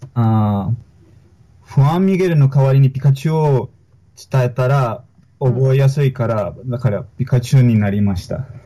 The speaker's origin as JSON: {"language": "Japanese", "country": "Colombia", "tie": "born or raised there", "second_language": "Japanese"}